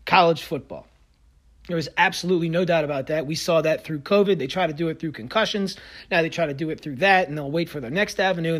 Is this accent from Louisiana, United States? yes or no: yes; Louisiana, United States; I'm from Louisiana